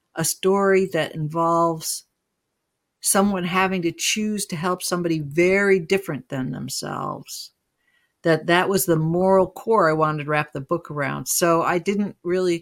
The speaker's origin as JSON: {"language": "English", "town": "Utica", "region": "New York", "country": "United States", "tie": "born or raised there", "said": "I grew up in Utica"}